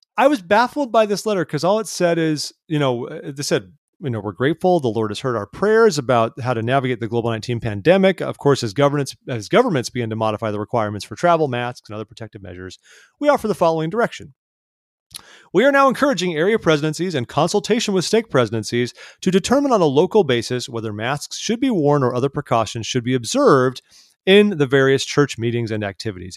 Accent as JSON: {"language": "English", "region": "California", "country": "United States", "said": "as a Californian"}